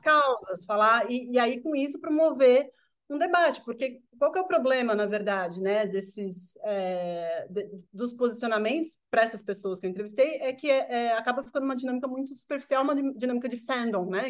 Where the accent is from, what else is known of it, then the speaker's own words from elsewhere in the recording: São Paulo, Brazil; sou nascido e criado aqui em São Paulo